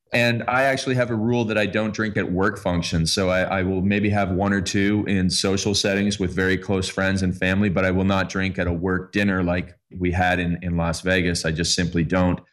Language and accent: English; Canada; I'm Canadian